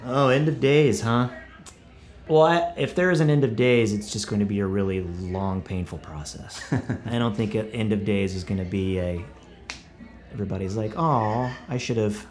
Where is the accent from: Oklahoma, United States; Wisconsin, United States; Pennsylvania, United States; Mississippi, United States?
Oklahoma, United States; Buffalo Valley; moved away as an adult; also born or lived in Tulsa, Oklahoma / Broken Arrow, Oklahoma; now in Nashville, United States; Buffalo Valley is where I grew up